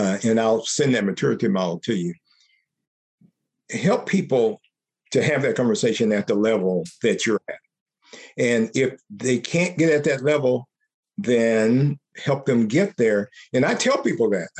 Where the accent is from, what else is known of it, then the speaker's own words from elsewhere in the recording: United States; I'm an American. I'm a man. I'm a Black man.